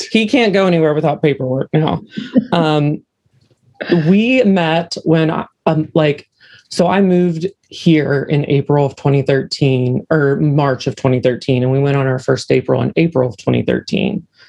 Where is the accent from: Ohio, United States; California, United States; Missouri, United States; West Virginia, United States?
West Virginia, United States; Parkersburg; now in Huntington, United States; So I was born and raised in Parkersburg, West Virginia, which is just another shithole place in West Virginia. And then I now live in a different shithole in West Virginia